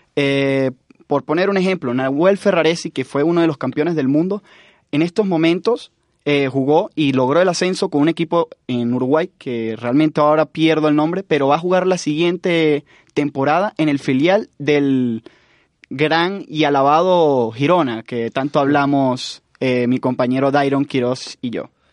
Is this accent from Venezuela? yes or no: yes; Venezuela; Yo creo y espero muchísimo como venezolano